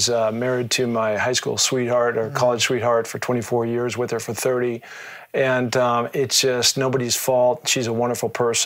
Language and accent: English; Seattle, Washington, United States; being from the Northwest, growing up in Seattle, it's pretty mountainous